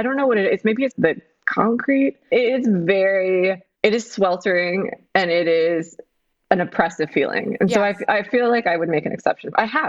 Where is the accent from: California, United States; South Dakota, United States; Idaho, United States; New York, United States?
California, United States; Los Angeles; moved away; also born or lived in Greece; since I was born in Los Angeles, where it's the same, it's Groundhog's Day every day. It's like 75 degrees, 76 right. degrees.